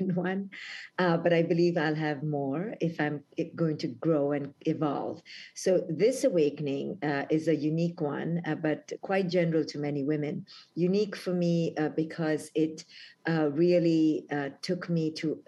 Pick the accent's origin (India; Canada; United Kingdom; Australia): India; moved away as an adult; now in United States; when I was 21, when I came from India to America